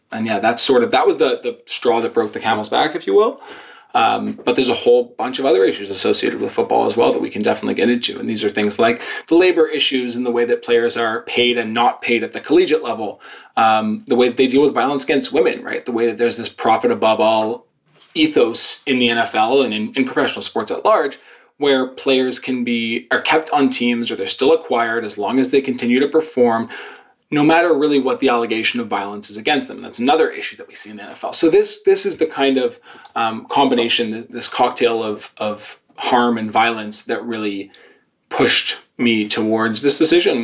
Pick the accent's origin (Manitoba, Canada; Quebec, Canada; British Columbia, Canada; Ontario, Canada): Quebec, Canada; Montreal; I'm a Canadian. I was born and raised in Montreal